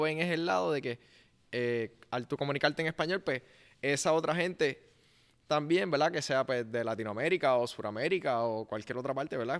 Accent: Puerto Rico; first language Spanish; es su primer lenguaje como puertorriqueño

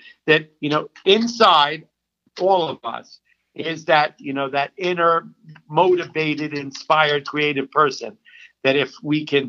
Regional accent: New York City, New York, United States; I grew up on the Upper West Side to a privilege

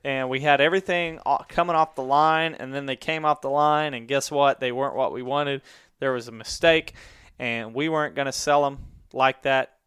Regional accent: Mansfield, Missouri, United States; in my hometown of Mansfield, Missouri

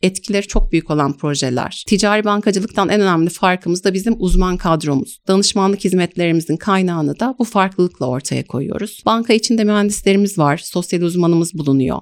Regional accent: Ankara, Turkey; also born or lived in Canterbury, United Kingdom; now in Istanbul, Turkey; Ankara doğumluyum.

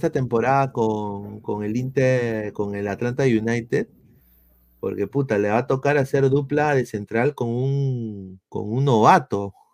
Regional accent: Lima, Peru; now in New York, United States; no soy arequipeño, soy de Lima y vivo en New York. Así que soy muy neutral.

